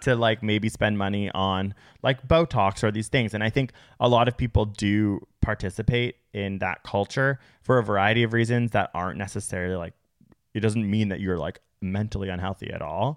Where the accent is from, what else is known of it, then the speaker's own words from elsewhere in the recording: Canada; We live in North America. We're Canadian